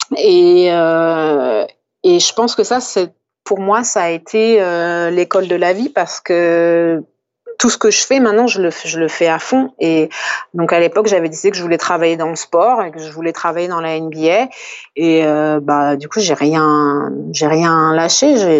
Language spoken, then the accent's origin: French; France; je suis française